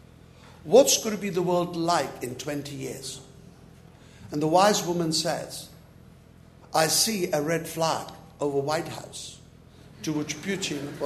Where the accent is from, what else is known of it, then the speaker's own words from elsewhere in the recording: Prague, Czechia; English is a second language; moved away; I was born in Prague, in communist country. I was forbidden education